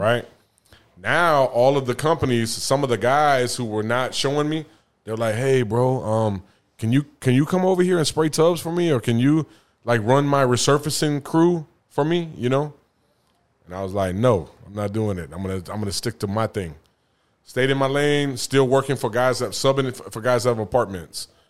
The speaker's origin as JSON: {"language": "English", "town": "San Antonio", "region": "Texas", "country": "United States", "also_born_or_lived": "Denver, Colorado", "moved": "yes", "lives_now": "Atlanta, United States", "said": "I'm from San Antonio"}